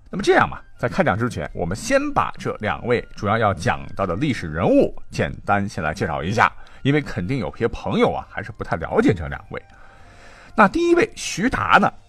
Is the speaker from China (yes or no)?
yes; China; 我们中国人民